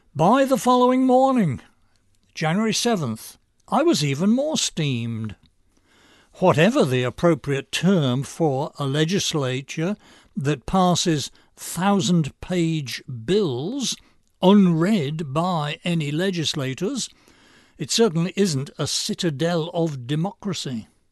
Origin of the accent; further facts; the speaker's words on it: United States; As an American with a strong attachment to our constitution and our political traditions